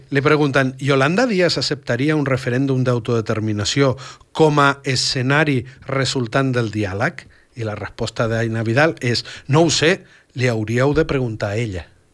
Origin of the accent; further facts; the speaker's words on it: Argentina; now in Catalonia, Spain; Jo vaig créixer a l'Argentina